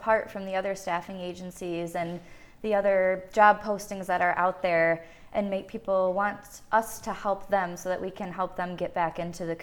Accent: Hanover, Michigan, United States; moved away as an adult; also born or lived in Australia; I grew up in the Hanover area, so it's nice to be close to home.

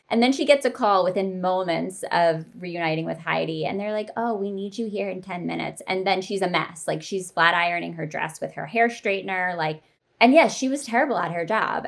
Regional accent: East Coast, United States; I grew up on the East Coast

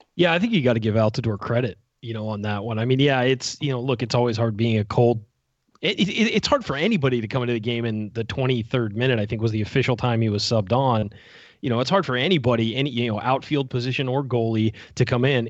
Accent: Southern California, United States; I grew up in Southern California

